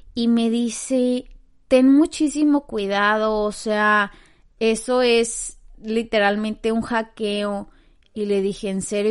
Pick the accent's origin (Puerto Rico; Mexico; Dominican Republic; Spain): Mexico; now in Canada; que pues vivo como que en Canadá, ajá, porque yo soy de México